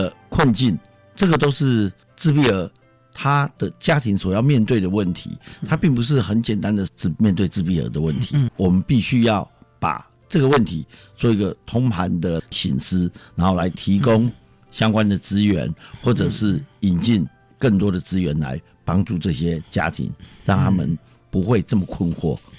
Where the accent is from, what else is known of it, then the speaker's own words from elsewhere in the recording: Taiwan; 大概一岁，我们台湾人讲说，大概一岁